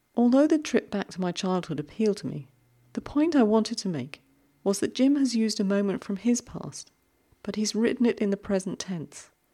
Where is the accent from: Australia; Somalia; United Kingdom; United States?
United Kingdom; we're both British